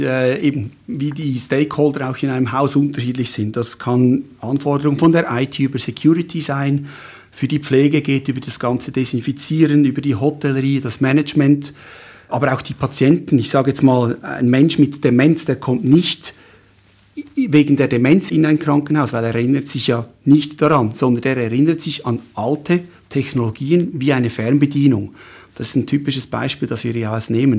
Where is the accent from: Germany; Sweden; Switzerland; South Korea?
Switzerland; Schwyz; also born or lived in Fribourg / Lucerne; Ich bin im Kantons, in der Kantonsschule in Schwyz äh, zur Schule gegangen, habe dort die Matura gemacht